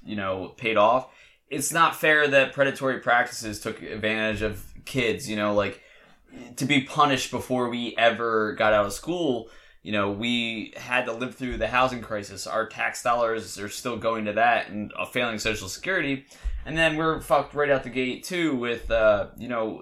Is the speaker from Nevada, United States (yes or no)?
no; Delaware, United States; I went to Delaware, and I was from Delaware, so I got a really good deal.